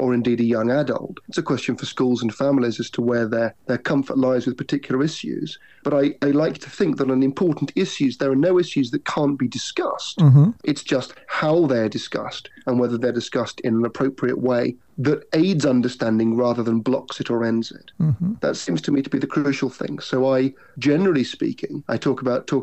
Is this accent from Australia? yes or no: no; United Kingdom; I'm British